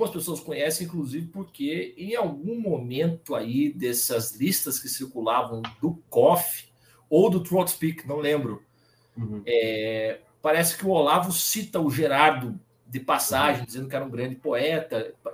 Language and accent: Portuguese; Curitiba, Paraná, Brazil; now in Belo Horizonte, Brazil; eu sou natural de Curitiba, Paraná. Tenho 36 anos, atualmente moro em Belo Horizonte, estado de Minas Gerais.